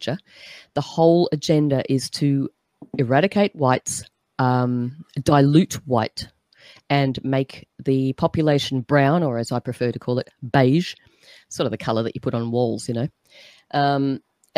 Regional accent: Australia; as an Aussie

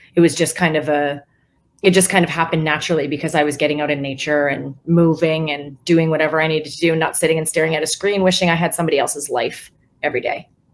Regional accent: West Coast, United States; now in Nashville, United States; I'm from the West Coast

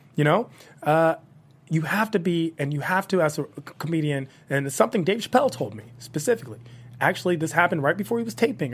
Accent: Washington, District of Columbia, United States; I'm from Washington, D C

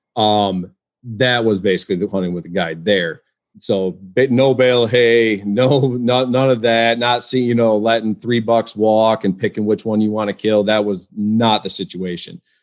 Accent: West Michigan, United States; I'm from, uh, West Michigan

